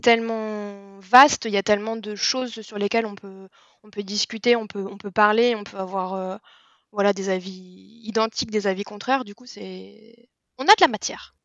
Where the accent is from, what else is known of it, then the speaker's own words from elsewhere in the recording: near Disneyland Paris, Île-de-France, France; j'ai grandi pas très très loin de Disneyland Paris